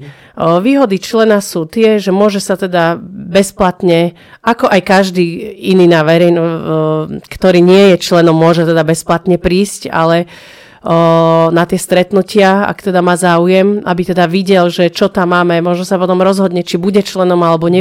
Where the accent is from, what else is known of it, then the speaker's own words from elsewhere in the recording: Prievidza, Trenčín Region, Slovakia; Ja som z Necpal